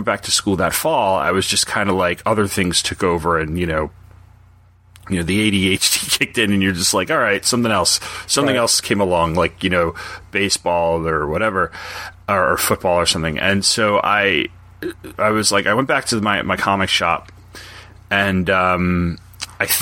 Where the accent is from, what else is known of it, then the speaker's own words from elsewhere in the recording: Long Island, New York, United States; I grew up on Long Island, New York